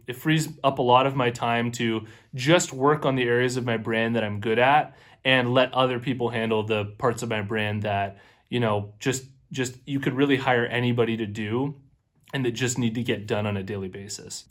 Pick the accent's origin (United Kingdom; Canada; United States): Canada; I'm also Canadian myself